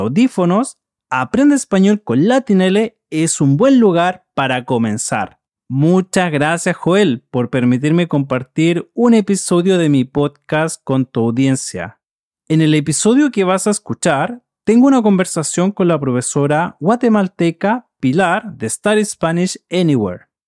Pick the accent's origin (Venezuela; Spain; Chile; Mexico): Chile; de Chile